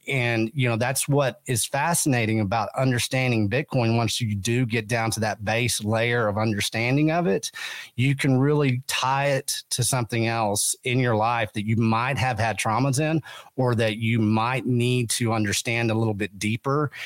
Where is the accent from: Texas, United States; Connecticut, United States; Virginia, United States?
Texas, United States; West; I come from West Texas